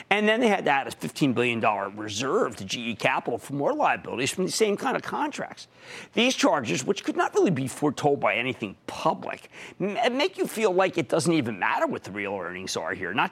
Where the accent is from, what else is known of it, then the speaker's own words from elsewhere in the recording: New Jersey, United States; How about Stefano in my home state of New Jersey?